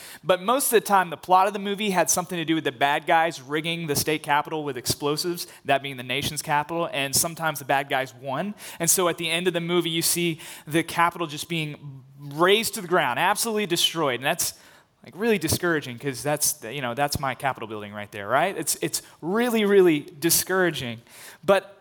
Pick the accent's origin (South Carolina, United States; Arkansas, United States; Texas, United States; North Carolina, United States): Arkansas, United States; Little Rock; I'm a proud native Arkansan, Central Arkansas specifically, and I grew up around Little Rock